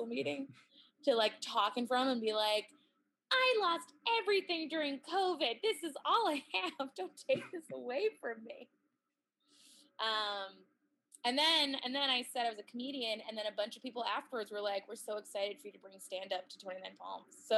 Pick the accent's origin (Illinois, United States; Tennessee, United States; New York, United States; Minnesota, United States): Minnesota, United States; Minneapolis; also born or lived in Boston, Massachusetts; now in Los Angeles, United States; I'm from Minneapolis and Boston.